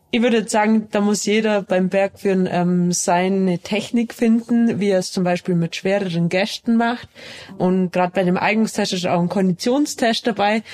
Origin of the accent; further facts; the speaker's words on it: Allgäu, Bavaria, Germany; ich bin ja im Allgäu aufgewachsen